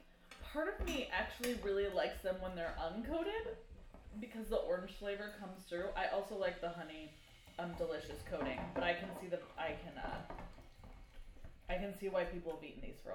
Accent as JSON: {"language": "English", "region": "California", "country": "United States", "tie": "born or raised there", "moved": "yes", "lives_now": "Pacific Northwest, United States", "said": "up here in the Northwest there's a lot less Jewish families than where I grew up in California."}